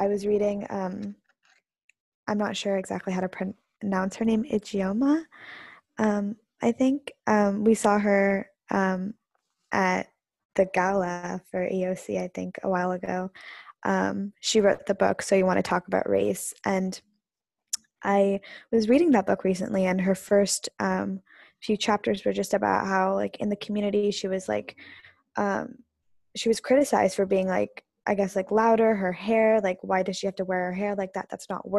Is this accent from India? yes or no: yes; South India, India; And especially in India, I'm South Indian, and South Indian people are usually darker skin than North Indian.